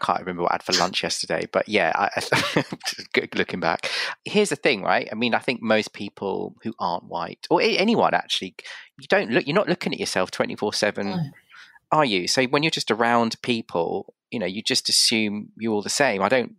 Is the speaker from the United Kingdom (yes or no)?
yes; United Kingdom; And so, you know, I'm as British as you, you know?